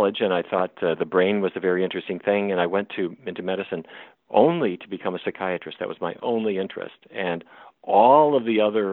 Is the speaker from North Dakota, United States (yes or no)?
yes; Fargo, North Dakota, United States; moved away; I grew up in North Dakota